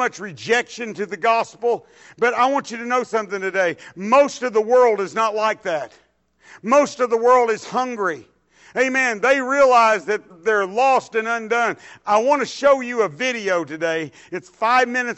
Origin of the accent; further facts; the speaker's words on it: Dallas, Texas, United States; I was raised in South Dallas